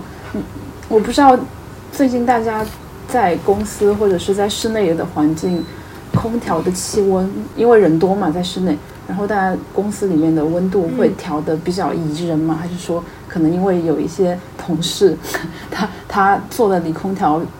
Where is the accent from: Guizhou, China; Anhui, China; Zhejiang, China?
Guizhou, China; 我老家是贵州的嘛，